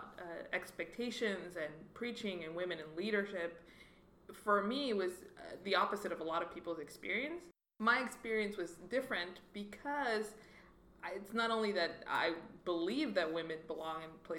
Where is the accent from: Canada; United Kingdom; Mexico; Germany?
Mexico; Parral, Chihuahua; moved away as an adult; now in United States; I grew up in Mexico, born there, raised, did my college education. It usually throws people off because they expect me to have some super thick Mexican accent. I don't.